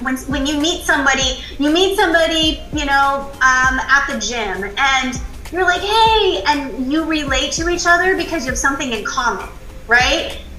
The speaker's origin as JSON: {"language": "English", "region": "California", "country": "United States", "said": "I came from California. I now live in the Carolinas"}